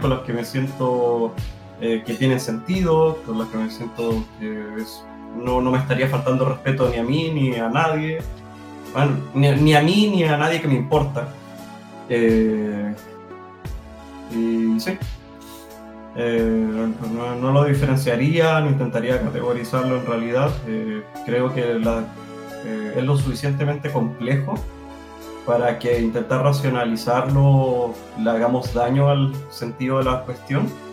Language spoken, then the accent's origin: Spanish; Chile; acá en Chile, no, no puedo hablar de otros lugares, de mi cultura, yo soy chileno, he estado siempre con chi, en la mayoría del tiempo con chilenos